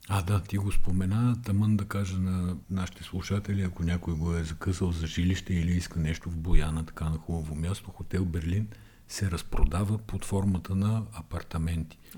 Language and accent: Bulgarian; Bulgaria; Ние сме българи